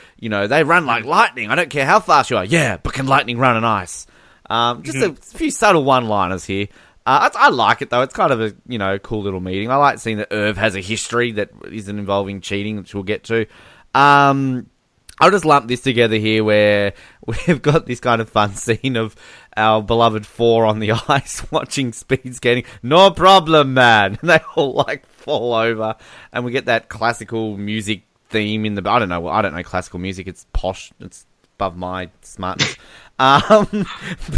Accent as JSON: {"language": "English", "country": "Australia", "said": "I'm from Australia"}